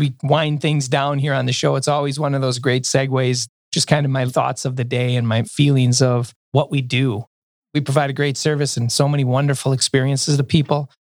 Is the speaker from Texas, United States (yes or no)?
no; Milwaukee, Wisconsin, United States; I told him we're from Milwaukee.